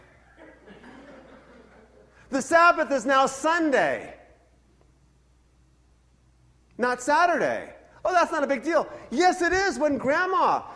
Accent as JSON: {"language": "English", "region": "Northern California", "country": "United States", "tie": "born or raised there", "also_born_or_lived": "Boston", "said": "I moved from Boston to California when I was 3. My entire life was in Northern California"}